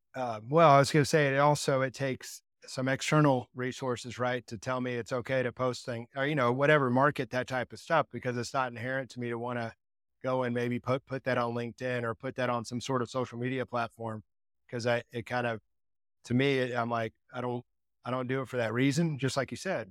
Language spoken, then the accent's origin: English; Texas, United States; I grew up in Texas